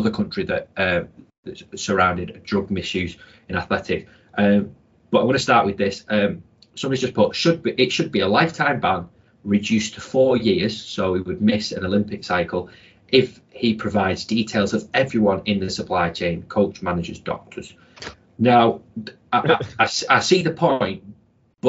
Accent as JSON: {"language": "English", "country": "United Kingdom", "said": "we ain't British"}